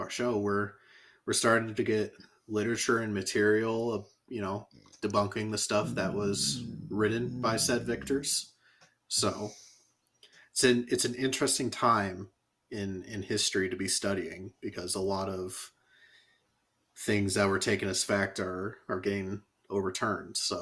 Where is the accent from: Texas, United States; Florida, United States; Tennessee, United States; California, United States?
California, United States; as a kid, I grew up in California